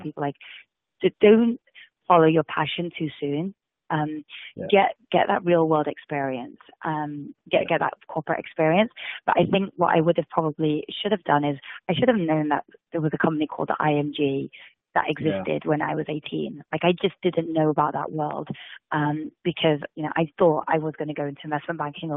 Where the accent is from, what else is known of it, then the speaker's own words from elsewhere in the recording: England, United Kingdom; moved away as an adult; also born or lived in India; now in United States; I was born and brought up in England.